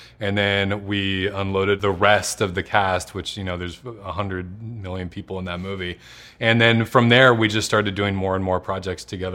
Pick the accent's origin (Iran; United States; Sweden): United States; Santa Barbara, California; I grew up in Santa Barbara, California